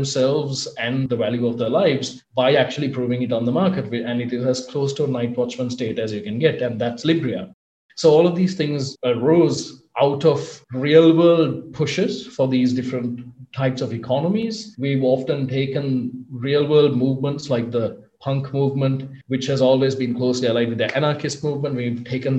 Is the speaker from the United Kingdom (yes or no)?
no; Sri Lanka; I'm from Sri Lanka